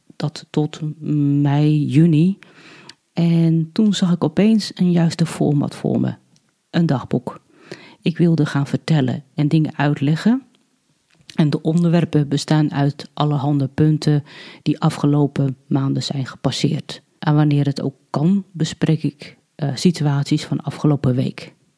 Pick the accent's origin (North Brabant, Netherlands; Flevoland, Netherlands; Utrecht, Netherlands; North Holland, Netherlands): North Holland, Netherlands; Alkmaar; moved away; also born or lived in Hardinxveld-Giessendam/Heerewaarden; geboren in Alkmaar en woon in Heergewaard samen met mijn man